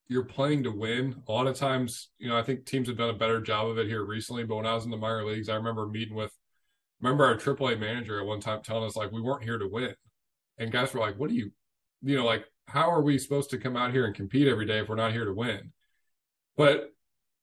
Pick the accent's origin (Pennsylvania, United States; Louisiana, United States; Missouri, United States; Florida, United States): Missouri, United States; St. Louis; I'm from St. Louis, so Busch Stadium's in St. Louis, like hometown team